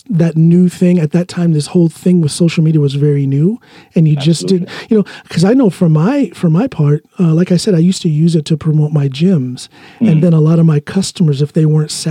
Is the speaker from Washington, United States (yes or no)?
no; Ohio, United States; moved away as an adult; also born or lived in Chicago; now in Norway; my hometown in Ohio